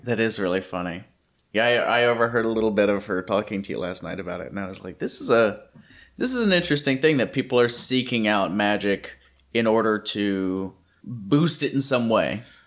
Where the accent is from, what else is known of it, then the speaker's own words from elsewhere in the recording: Louisiana, United States; now in California, United States; I grew up in Louisiana, and I had forgotten what humidity like this feels like